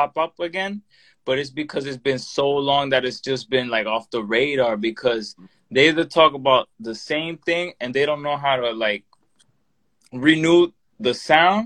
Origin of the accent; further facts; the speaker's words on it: United States; I'm American. Like I'm a native.